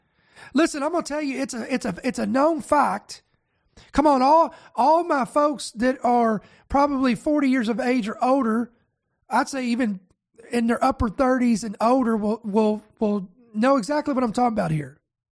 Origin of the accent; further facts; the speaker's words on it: United States; I am American